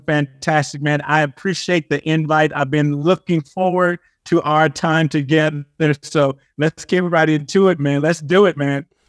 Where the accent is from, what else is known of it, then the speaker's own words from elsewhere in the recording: Compton, California, United States; But I'm originally from Compton, California.